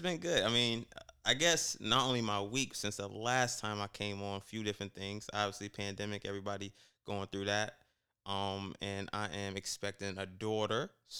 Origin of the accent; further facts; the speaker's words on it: United States; I grew up in America. I'm American, right?